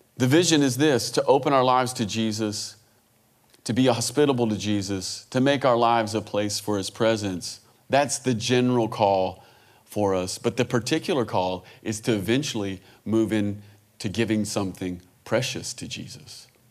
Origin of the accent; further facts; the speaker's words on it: Kentucky, United States; I'm from the United States. I'm from a little place called Kentucky. It's very rural